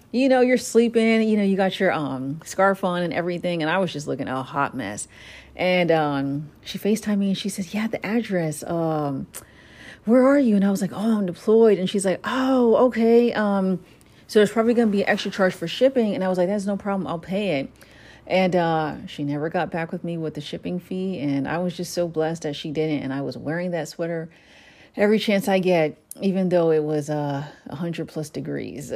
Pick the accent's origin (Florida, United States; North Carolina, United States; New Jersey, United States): New Jersey, United States; my brother and I were born here in the States, in New Jersey